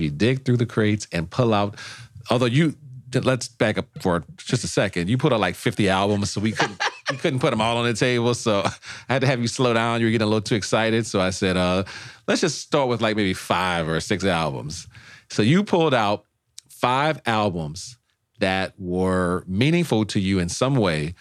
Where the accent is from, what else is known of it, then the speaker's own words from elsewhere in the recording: New Orleans, Louisiana, United States; also born or lived in Los Angeles; now in Washington, D.C., United States; I'm from New Orleans. We invented jazz.